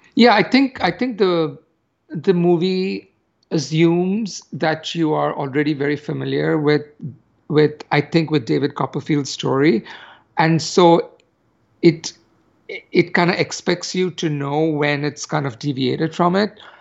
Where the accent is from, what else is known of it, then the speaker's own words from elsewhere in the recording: India; moved away; growing up in India